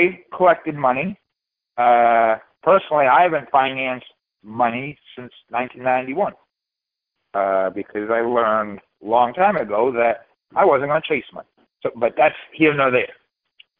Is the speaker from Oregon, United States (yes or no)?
no; Maine, United States; we're from Maine, and we don't use R's